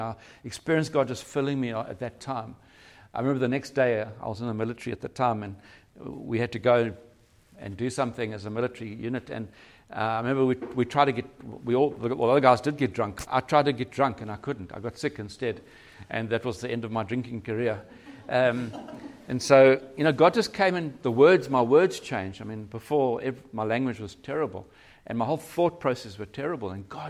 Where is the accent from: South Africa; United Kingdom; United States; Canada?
South Africa; Cape Town, Western Cape; Yeah, so we're from Cape Town